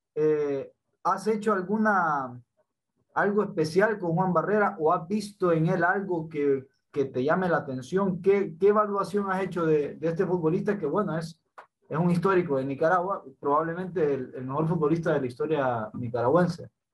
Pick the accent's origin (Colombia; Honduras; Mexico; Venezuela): Honduras; yo personalmente soy, soy hondureño